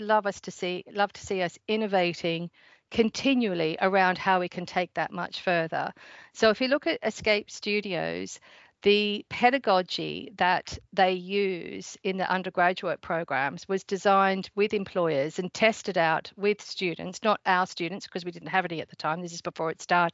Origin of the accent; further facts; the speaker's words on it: Australia; accent: Surrey and Australian mix; moved away as an adult; now in United Kingdom; So I'm from Australia, but I've been living here in the UK for about 20 years.